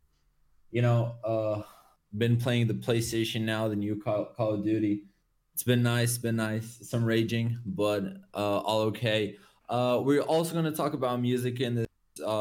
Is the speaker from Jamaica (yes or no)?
no; Portugal; moved away as an adult; also born or lived in United Kingdom; We came back home to Portugal